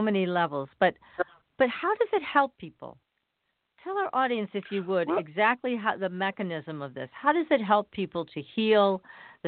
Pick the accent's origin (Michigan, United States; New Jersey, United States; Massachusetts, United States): Massachusetts, United States; born or raised there